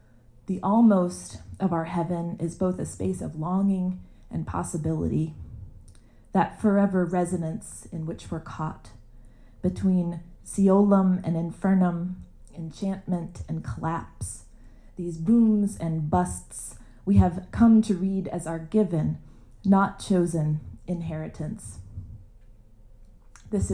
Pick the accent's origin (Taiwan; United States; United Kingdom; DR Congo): United States; Kanawha Valley, West Virginia; moved away as an adult; also born or lived in Richmond, Virginia / Fayette County, West Virginia; I'm from the Kanawha Valley, but chose to live an hour east in a county over in Fayette, on the New River Gorge